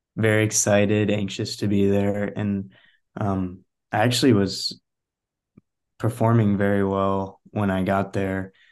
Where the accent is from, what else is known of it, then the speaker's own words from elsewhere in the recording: Chicago suburbs, Illinois, United States; I'm originally from Chicago suburbs, neighborhood Illinois.